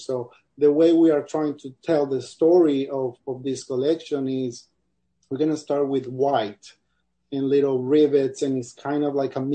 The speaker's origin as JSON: {"language": "English", "town": "Cali", "region": "Valle del Cauca", "country": "Colombia", "tie": "born or raised there", "moved": "yes", "said": "the city I grew up, or actually in Colombia"}